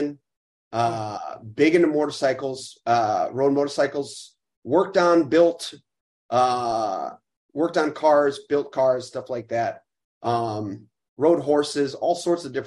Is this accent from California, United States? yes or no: no; Chicago, Illinois, United States; I'm born and raised. 36 years old, and yeah, growing up right northwest side